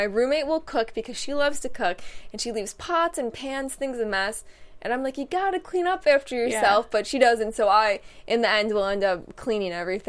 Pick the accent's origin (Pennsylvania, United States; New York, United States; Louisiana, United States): New York, United States; now in California, United States; I'm from New York